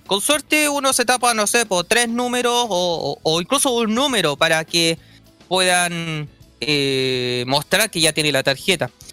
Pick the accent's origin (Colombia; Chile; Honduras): Chile; como todo chileno